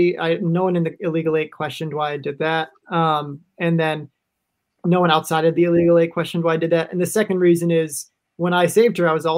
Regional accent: Minnesota, United States; I'm from Minnesota.

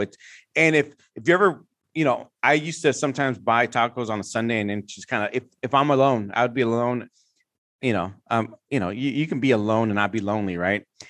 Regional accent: San Francisco, California, United States; I grew up in the Mission District in San Francisco

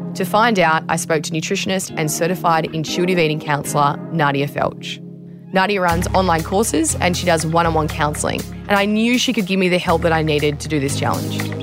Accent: Australia

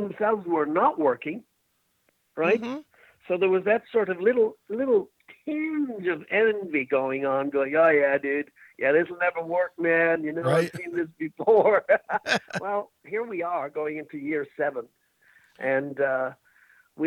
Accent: Ireland; I'm Irish

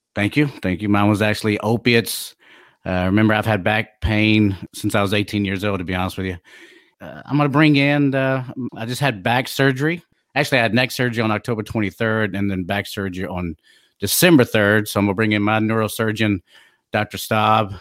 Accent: DeSoto, Texas, United States; also born or lived in Plano, Texas; I was born and raised in DeSoto, graduated from Plano

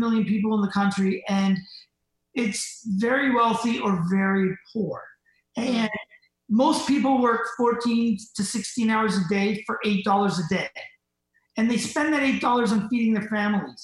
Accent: Canada; we're from Canada

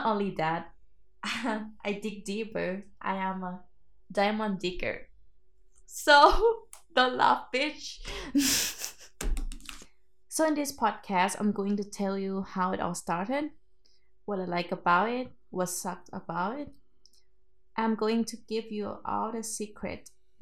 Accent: Thailand; also born or lived in Bangkok; I'm from Thailand, everyone. That's my secret actually. And actually I came from countryside of Thailand

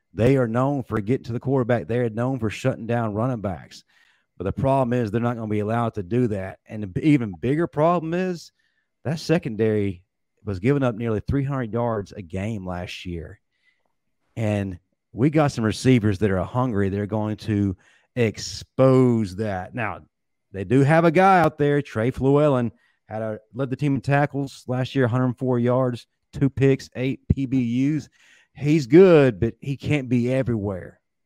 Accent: Mississippi, United States; I'm from Mississippi.

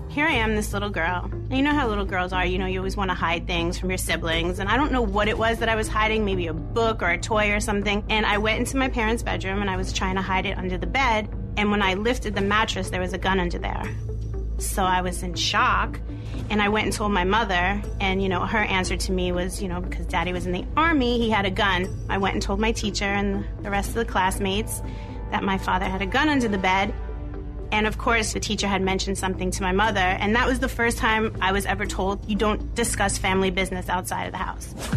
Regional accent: New York City, New York, United States; Growing up in Brooklyn was like one big happy family

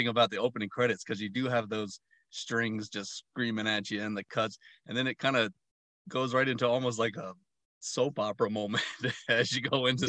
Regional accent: the South, United States; he knows I'm from the South

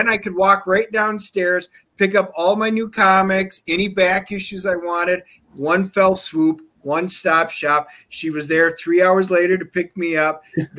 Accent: Wisconsin, United States; moved away; So I'm from Wisconsin originally.

